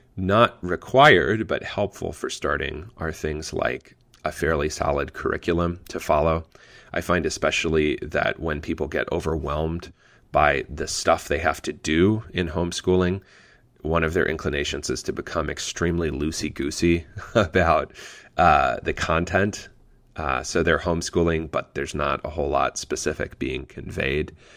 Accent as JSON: {"language": "English", "region": "Pennsylvania", "country": "United States", "tie": "born or raised there", "moved": "yes", "lives_now": "Indiana, United States", "said": "my home state of Pennsylvania"}